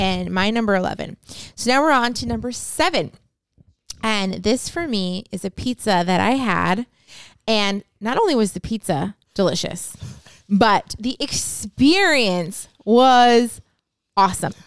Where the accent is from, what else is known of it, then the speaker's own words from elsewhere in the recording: Northeast Pennsylvania, United States; moved away; I grew up in Northeast P